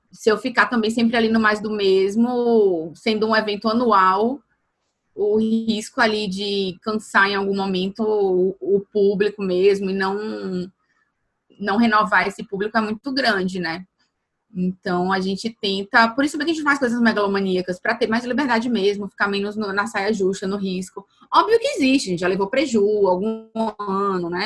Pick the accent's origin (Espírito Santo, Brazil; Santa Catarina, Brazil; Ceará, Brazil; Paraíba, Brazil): Paraíba, Brazil; João Pessoa; moved away as an adult; also born or lived in Campina Grande; now in Salvador, Brazil; eu nasci na Paraíba, nasci em Campina Grande, morei desde o, início, desde o final da infância até o final da adolescência em João Pessoa. E hoje eu estou em Salvador.